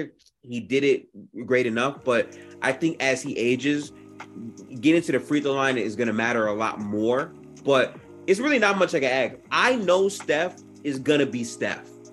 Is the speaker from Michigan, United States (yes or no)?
yes; Detroit, Michigan, United States; I'm from Detroit